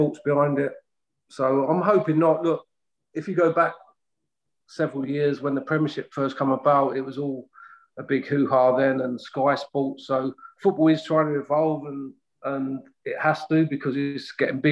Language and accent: English; London, United Kingdom; from South London